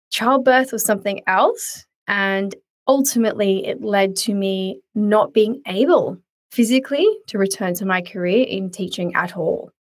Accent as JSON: {"language": "English", "area": "south of Sydney", "region": "New South Wales", "country": "Australia", "said": "we are south of Sydney."}